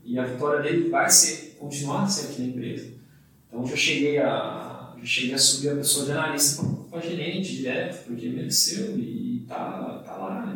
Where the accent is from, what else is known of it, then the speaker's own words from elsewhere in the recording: São Paulo, Brazil; now in Campo Grande, Brazil; eu sou paulistano